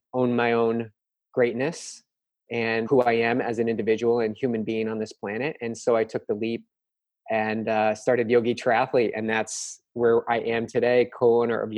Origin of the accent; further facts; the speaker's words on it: East Coast, United States; now in West Coast, United States; I am from the East Coast and I'm living on the West Coast.